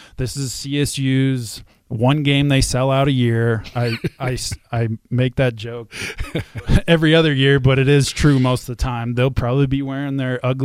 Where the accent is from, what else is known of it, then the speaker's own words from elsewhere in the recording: Wyoming, United States; growing up in Wyoming, knowing what it used to be like